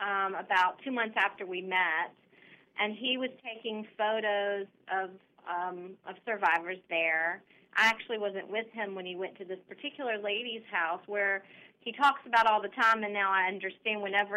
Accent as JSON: {"language": "English", "town": "Memphis", "region": "Tennessee", "country": "United States", "tie": "born or raised there", "said": "I am born and bred from Memphis, Tennessee"}